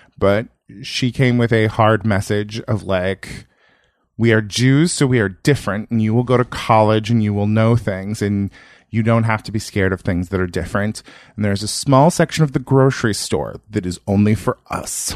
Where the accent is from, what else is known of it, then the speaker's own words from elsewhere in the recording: Yuba City, California, United States; moved away; also born or lived in Berkeley / New York; I grew up in rural Northern California, like an hour north of Sacramento